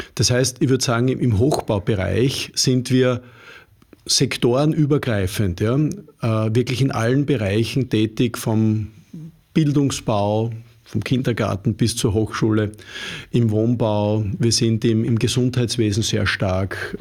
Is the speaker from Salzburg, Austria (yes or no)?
no; Upper Styria, Austria; moved away as an adult; also born or lived in Upper Austria; now in Vienna, Austria; Ich selber bin Steirer, Obersteirer